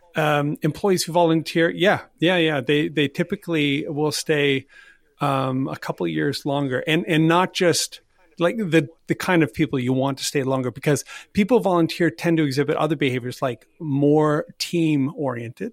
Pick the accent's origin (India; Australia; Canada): Canada; I'm Canadian